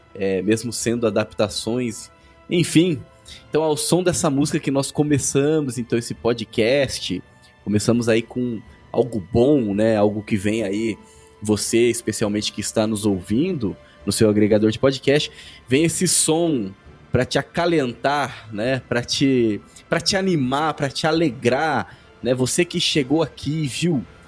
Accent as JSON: {"language": "Portuguese", "country": "Brazil", "said": "Somos brasileiros"}